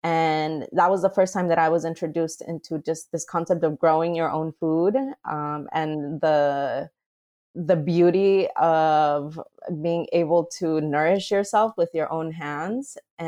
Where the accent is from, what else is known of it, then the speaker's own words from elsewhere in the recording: Mexico; You know, I recall growing up in Mexico, and one of my favorite things to do coming home from school